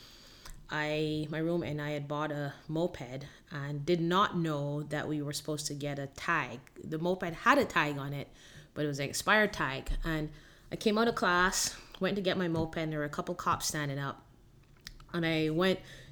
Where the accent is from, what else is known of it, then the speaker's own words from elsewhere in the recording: Barbados; moved away as an adult; also born or lived in Miami, United States; now in Gainesville, United States; I originally was born and raised in Barbados and came to the U.S. at the age of 19 to go to school in Miami